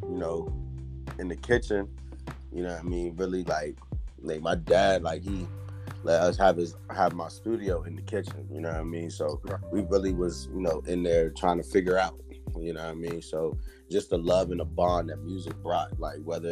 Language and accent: English; Waynesboro, Virginia, United States; also born or lived in Farmville, Virginia / Charlottesville, Virginia; I'm from Waynesboro, Virginia